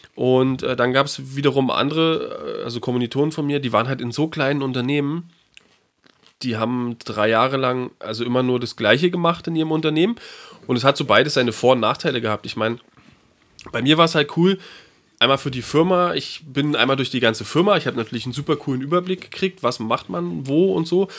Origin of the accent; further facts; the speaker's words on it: Berlin, Germany; drei Monate immer in Berlin verbracht, in meiner Heimatstadt